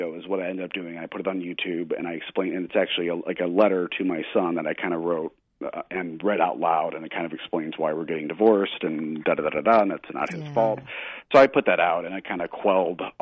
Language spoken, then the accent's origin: English; Missouri, United States; now in New England, United States; I'm a Southern. I grew up in Missouri, which is more Southern